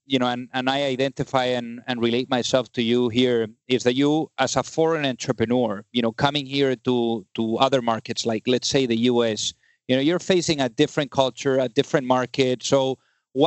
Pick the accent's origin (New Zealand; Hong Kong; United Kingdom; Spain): Spain; moved away; I'm originally from Spain